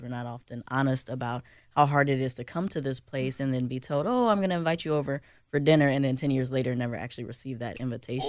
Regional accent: Chicago, Illinois, United States; now in Minnesota, United States; I'm from Chicago

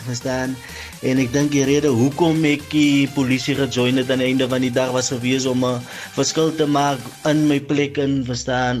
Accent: Kraaifontein, Western Cape, South Africa; ek is van Kraaifontein groot geraak in Kraaifontein.

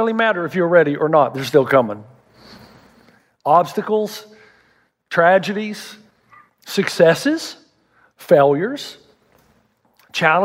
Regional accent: the South, United States; I'm from the South

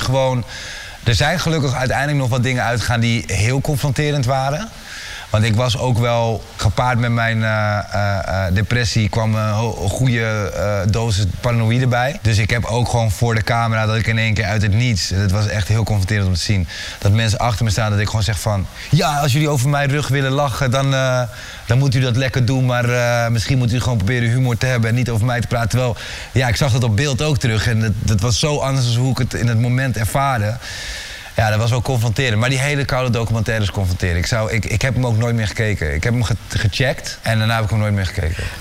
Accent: Amersfoort, Utrecht, Netherlands; ik kom uit Amersfoort

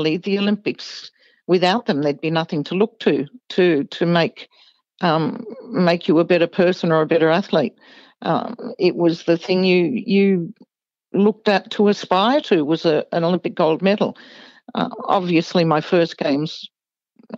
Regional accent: Melbourne, Victoria, Australia; I was a kid from Coburg, one of the outer northern suburbs of Melbourne.

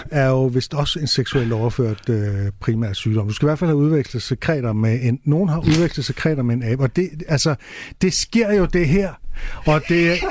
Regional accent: England, United Kingdom; Jeg er fra England. I kan ikke ramme mig.

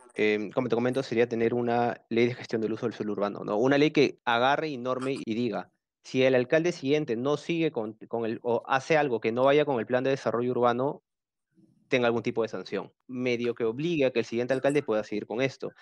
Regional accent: Peru; como peruanos

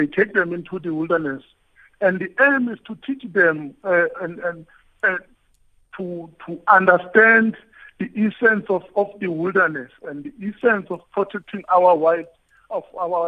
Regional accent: Shambanyati, near Umfolozi, KwaZulu-Natal, South Africa; I was born in Gwashabisa, in a village called Shambanyati

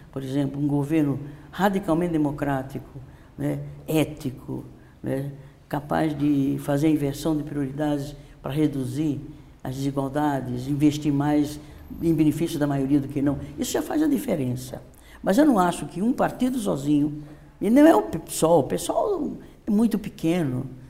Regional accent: Northeast Brazil, Brazil; now in São Paulo, Brazil; eu sou nordestina, eu com minha família e milhares e milhões de famílias daquela região, sabemos o que significa a seca

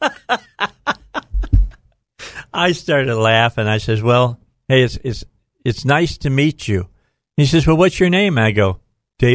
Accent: Little Rock, Arkansas, United States; I'm from Little Rock, Arkansas.

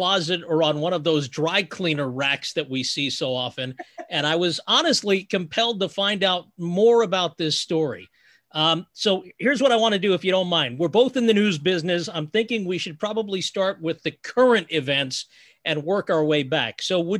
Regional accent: New Jersey, United States; I am a Jersey guy in more than one sense of the phrase.

